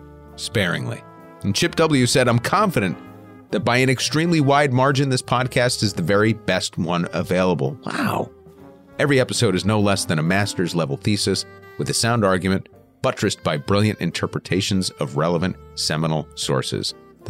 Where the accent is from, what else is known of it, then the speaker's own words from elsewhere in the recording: Canada; I love the Canadians. I'm Canadian, so it goes without saying my relationship with the USA is complex.